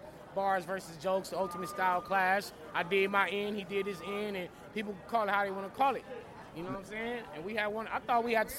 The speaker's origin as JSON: {"language": "English", "region": "California", "country": "United States", "said": "I'm from Cali, bro."}